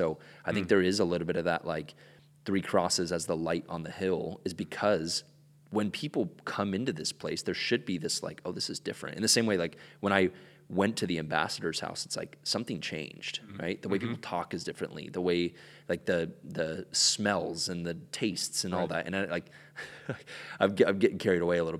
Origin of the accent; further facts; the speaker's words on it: Ecuador; I grew up in Ecuador and spent most of my life down there.